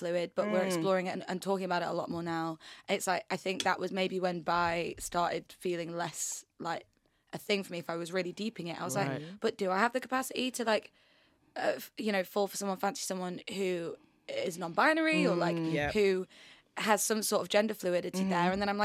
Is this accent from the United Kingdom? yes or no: yes; York, Yorkshire and the Humber, United Kingdom; now in London, United Kingdom; I kind of moved to London, because I'm from York, which is tiny